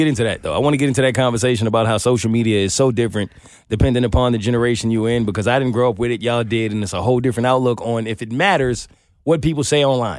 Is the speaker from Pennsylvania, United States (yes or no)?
no; New York, United States; I'm from New York